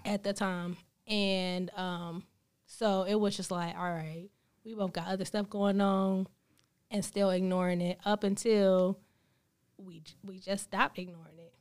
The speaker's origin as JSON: {"language": "English", "town": "Greensboro", "region": "North Carolina", "country": "United States", "tie": "born or raised there", "moved": "as an adult", "lives_now": "Charlotte, United States", "said": "born and raised in Greensboro"}